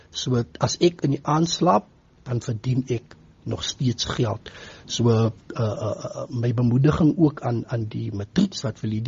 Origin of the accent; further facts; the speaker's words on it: Postmasburg, Northern Cape, South Africa; van Posmasburg in die Noord-Kaap.